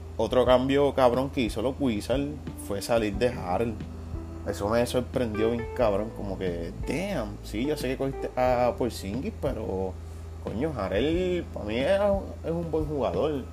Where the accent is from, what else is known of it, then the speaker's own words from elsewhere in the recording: Puerto Rico; no me siento puertorriqueño